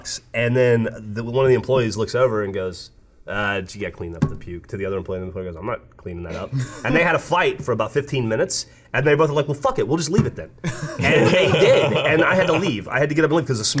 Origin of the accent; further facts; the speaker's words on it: Alabama, United States; now in Austin, United States; growing up in Alabama